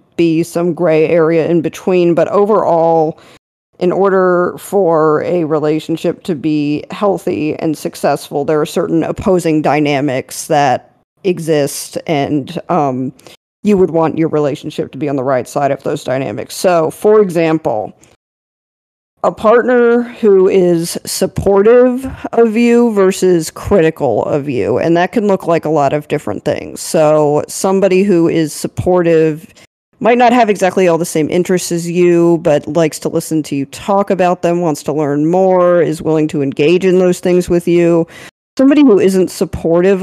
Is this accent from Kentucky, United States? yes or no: no; Maryland, United States; growing up in Maryland